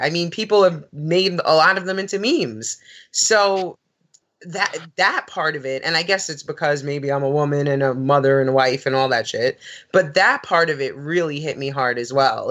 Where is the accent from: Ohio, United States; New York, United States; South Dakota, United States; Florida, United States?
New York, United States; growing up in New York